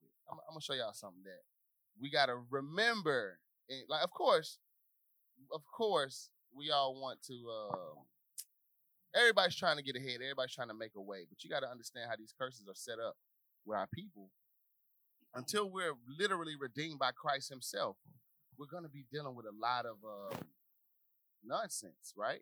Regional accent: Little Rock, Arkansas, United States; where I grew up in Little Rock

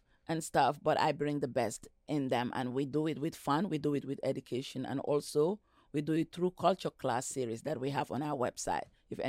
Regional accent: Gambia; now in United States; I am an immigrant, yes, born and raised in the Gambia, and yes, I immigrated to Washington State.

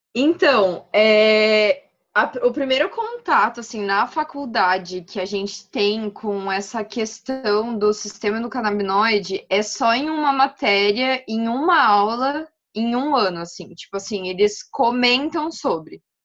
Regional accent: Maringá, Paraná, Brazil; moved away as an adult; now in Francisco Beltrão, Brazil; eu sou de Maringá, no Paraná também. Nasci, criada, morei lá até fazer faculdade

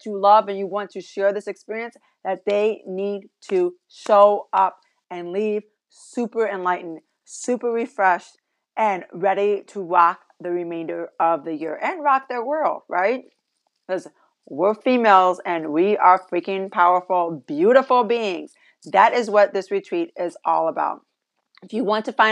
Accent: Michigan, United States; here in Michigan, my home state

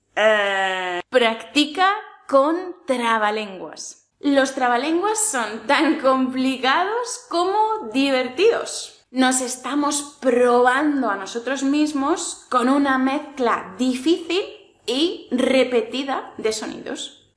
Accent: a village in the Region of Murcia, Spain; soy de un pueblo de la región de Murcia

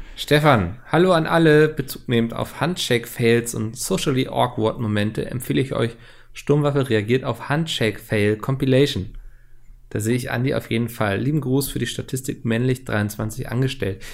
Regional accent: Germany; als Deutscher

